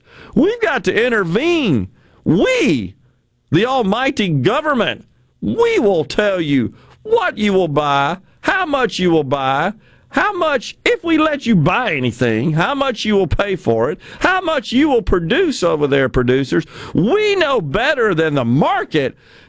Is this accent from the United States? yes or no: yes; West Virginia, United States; I am a coal miner's daughter. Most of my family were coal miners. I was raised in the Hollers in West Virginia.